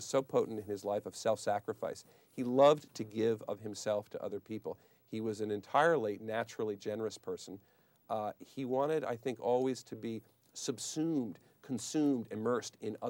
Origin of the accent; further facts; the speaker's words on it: Washington, District of Columbia, United States; also born or lived in Boston, Massachusetts / Cambridge, Massachusetts; I grew up in Washington, D.C., was born in Boston, grew up in Cambridge, Mass., and Washington, D.C.